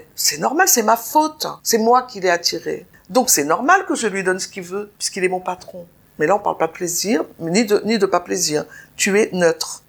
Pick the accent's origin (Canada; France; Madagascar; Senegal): France; Nice, Provence-Alpes-Côte d'Azur; je suis née à Nice